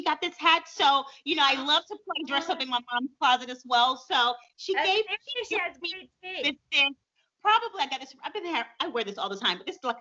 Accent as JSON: {"language": "English", "town": "Montgomery", "region": "Alabama", "country": "United States", "tie": "born or raised there", "said": "at the age of 15 in my hometown, Montgomery, Alabama"}